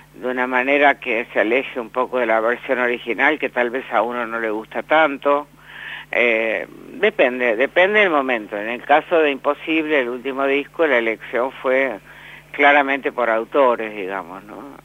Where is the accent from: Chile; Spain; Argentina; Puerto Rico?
Argentina; Villaguay, Entre Ríos; yo nací en, en Villaguay